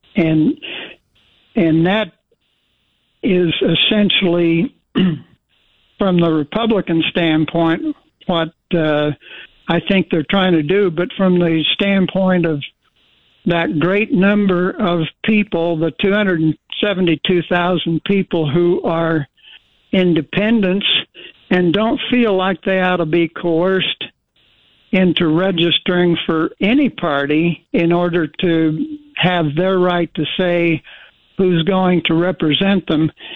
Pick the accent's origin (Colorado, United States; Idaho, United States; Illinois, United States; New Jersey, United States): Idaho, United States; Twin Falls; I was born in Twin Falls. I grew up in Idaho. I've been an Idahoan for 81 years